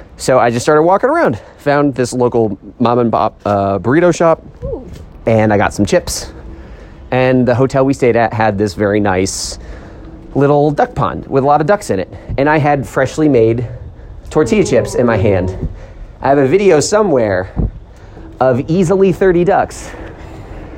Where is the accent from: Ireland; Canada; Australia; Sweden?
Canada; I'm Canadian